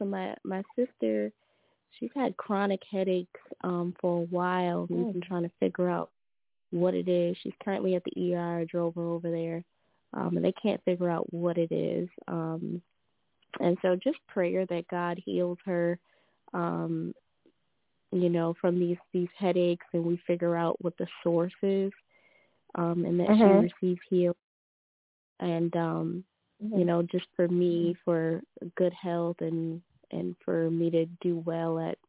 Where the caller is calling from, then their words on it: Louisiana, United States; Good evening. … from Louisiana.